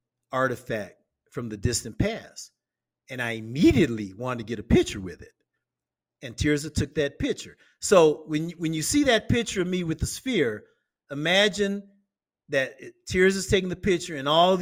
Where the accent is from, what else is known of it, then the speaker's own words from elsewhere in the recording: Omaha, Nebraska, United States; now in Escazú, Costa Rica; where I grew up in Omaha, Nebraska, in the community